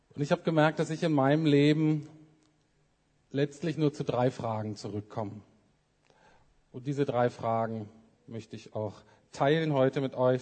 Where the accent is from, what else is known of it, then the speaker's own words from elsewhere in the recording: Bremen, Germany; moved away as an adult; also born or lived in Heidelberg / England; ich bin in Bremen aufgewachsen, viertes von fünf Kindern